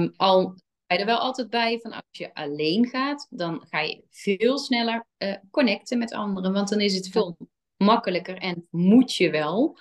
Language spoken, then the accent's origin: Dutch; 's-Hertogenbosch, North Brabant, Netherlands; wij komen allemaal uit Den Bosch